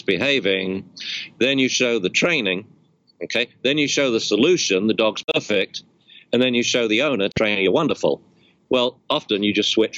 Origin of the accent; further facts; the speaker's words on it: England, United Kingdom; moved away; I'm English